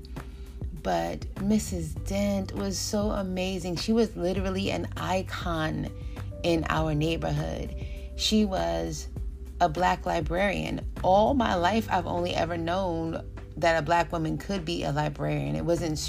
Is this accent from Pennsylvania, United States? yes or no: no; New York City, New York, United States; We grew up in East Elmhurst, New York, Queens, New York, and I lived on 105th Street.